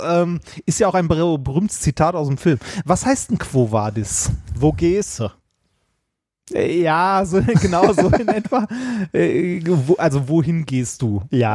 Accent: Essen, North Rhine-Westphalia, Germany; born or raised there

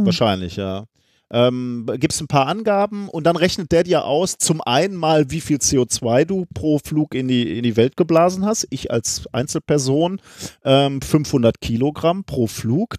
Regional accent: Germany; wir beide als Deutsche

